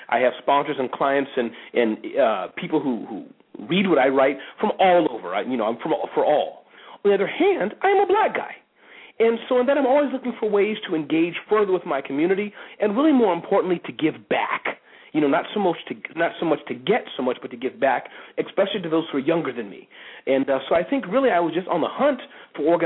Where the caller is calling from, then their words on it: Montclair, New Jersey, United States; Calling in from Montclair, New Jersey.